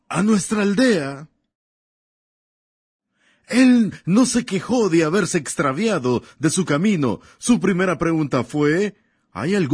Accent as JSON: {"language": "Spanish", "country": "Germany", "said": "yo vengo de Alemania. Nací allá y un día de un día de mi adolescencia mientras estudiaba el árbol genealógico de los Bunkies"}